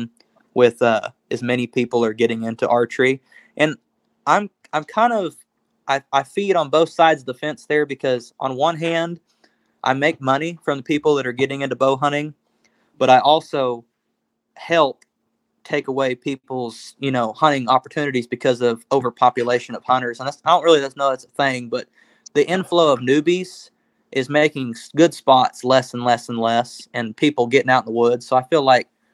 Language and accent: English; Oklahoma, United States; We're from Oklahoma